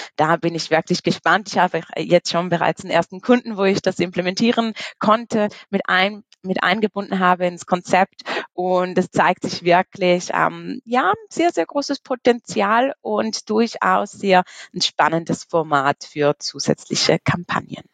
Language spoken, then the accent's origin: German; Switzerland; komme aus der wunderschönen Schweiz